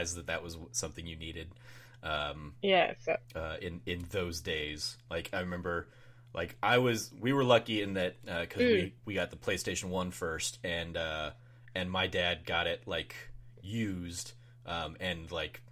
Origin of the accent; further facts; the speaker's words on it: United States; I'm American.